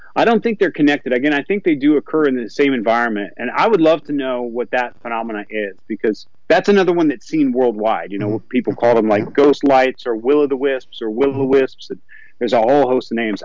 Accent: Southern Appalachians, Northeast Georgia, United States; I grew up in Northeast Georgia in the Southern Appalachians.

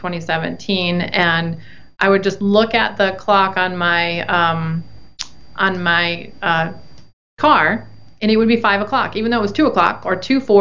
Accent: Detroit, Michigan, United States; moved away as an adult; also born or lived in Texas; growing up in the Detroit area

